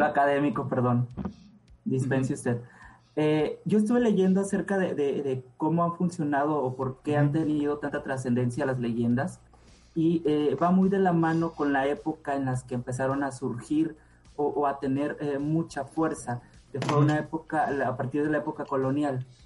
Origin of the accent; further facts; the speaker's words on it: Puerto Ángel, Oaxaca, Mexico; el lugar donde yo nací, que se llama Puerto Ángel